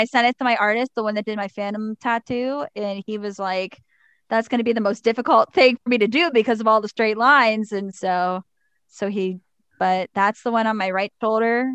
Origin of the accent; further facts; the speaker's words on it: Pittsburgh, Pennsylvania, United States; also born or lived in Cranberry, Pennsylvania; I grew up in the Deer Lake School District, but I actually went to North Catholic High School